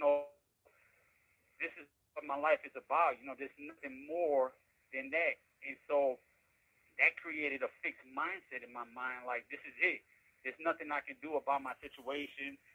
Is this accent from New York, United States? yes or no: yes; New York City, New York, United States; I was raised in New York City in the Bronx.